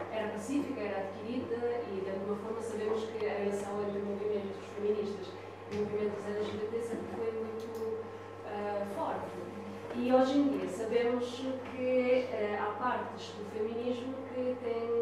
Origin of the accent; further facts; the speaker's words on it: Italy; Portuguese is a second language; now in Portugal; eu sou italiana